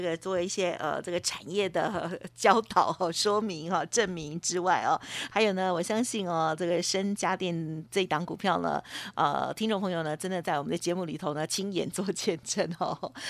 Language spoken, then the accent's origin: Chinese; Taiwan; 我们台湾人有很多